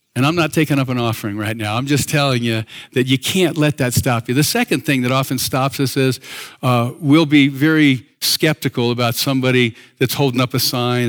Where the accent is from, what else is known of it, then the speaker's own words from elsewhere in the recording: East Coast, United States; moved away; I grew up in the East Coast